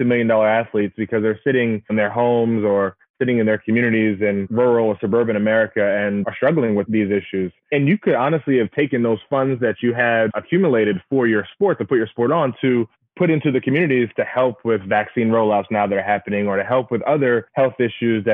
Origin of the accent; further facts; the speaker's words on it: Bahamas; moved away; I'm from the Bahamas, and they used to have these CARICOM games where we used to go and run track meets against other islands around the region